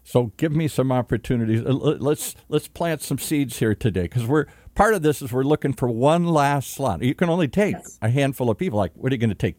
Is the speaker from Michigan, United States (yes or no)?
yes; Michigan, United States; I'm from Michigan